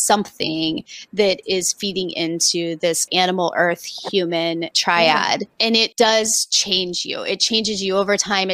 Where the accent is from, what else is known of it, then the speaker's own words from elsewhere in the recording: Indiana, United States; I grew up in Indiana, way out in the country, teeny tiny small town